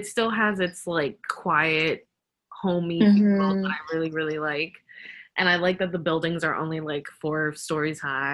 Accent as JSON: {"language": "English", "town": "Miami", "region": "Florida", "country": "United States", "said": "I'm from Miami"}